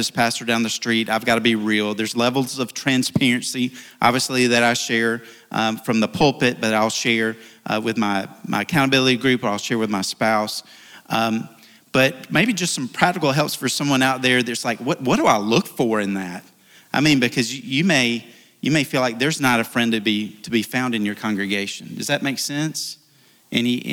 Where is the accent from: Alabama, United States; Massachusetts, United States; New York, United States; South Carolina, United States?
Alabama, United States; South; I'm from South Alabama, so I'm a little simple here.